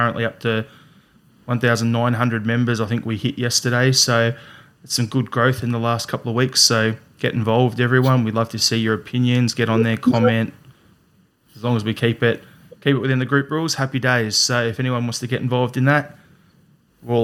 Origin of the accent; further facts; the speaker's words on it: Australia; as the Australian